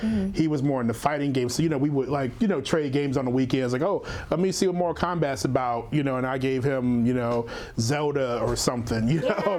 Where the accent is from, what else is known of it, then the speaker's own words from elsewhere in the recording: Louisiana, United States; growing up in Louisiana, I don't think I knew anyone with a Sega.